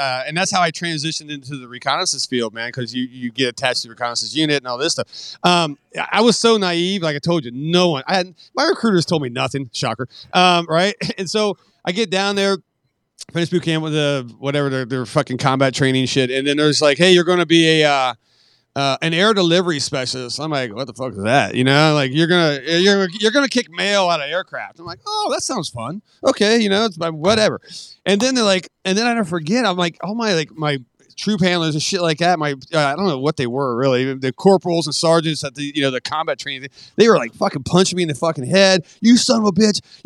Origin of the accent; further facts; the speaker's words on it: West Virginia, United States; I'm from West Virginia